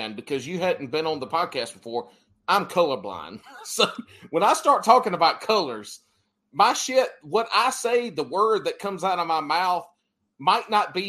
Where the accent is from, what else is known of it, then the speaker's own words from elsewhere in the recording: South Carolina, United States; where I grew up in South Carolina